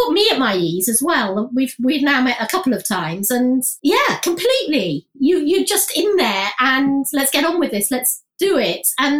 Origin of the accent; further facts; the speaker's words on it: Leeds, Yorkshire and the Humber, United Kingdom; also born or lived in London; But I wasn't a proper northerner because I was born in London and my parents were Londoners. So we sort of imported into Leeds and then I came out again.